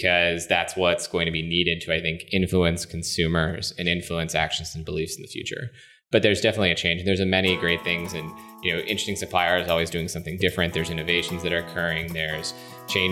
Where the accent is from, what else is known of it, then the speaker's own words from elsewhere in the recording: West Virginia, United States; moved away as an adult; also born or lived in Boston / New York; now in Washington, D.C., United States; I, like I said, grew up in West Virginia, went to school in Boston